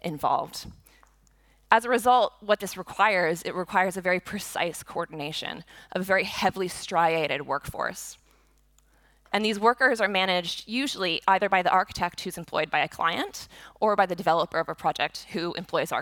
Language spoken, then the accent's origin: English; Boston, Massachusetts, United States; I grew up in the Boston area, and for the vast majority of my childhood, Big Dig was happening